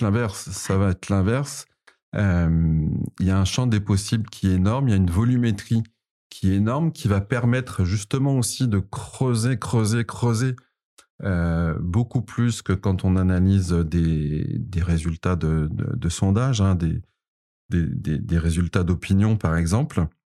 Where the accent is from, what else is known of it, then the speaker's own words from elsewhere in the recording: Paris, Île-de-France, France; accent: Parisian; also born or lived in Montreal, Canada; Ensuite, je suis revenu à Paris. Donc, j'ai changé mon accent. Mon accent a, repris cet accent euh, parisien que vous entendez aujourd'hui